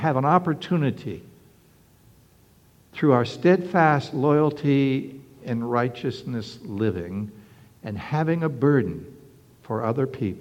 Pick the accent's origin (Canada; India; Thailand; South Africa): Canada; now in Norfolk, United States; When I was a young boy, young lad growing up in Canada